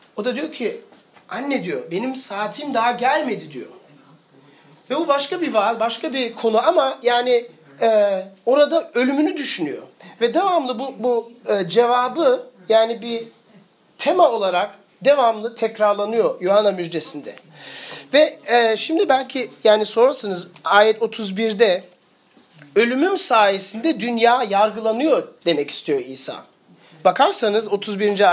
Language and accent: Turkish; Germany; ben büyürken Almanya'da doğdum, büyüdüm ve Almanya'da çok büyük ırkçılık sorunu vardı